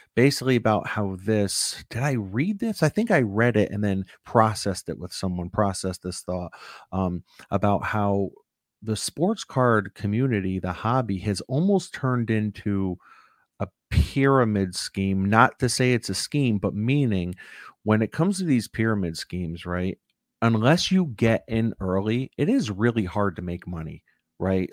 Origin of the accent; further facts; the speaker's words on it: United States; as an American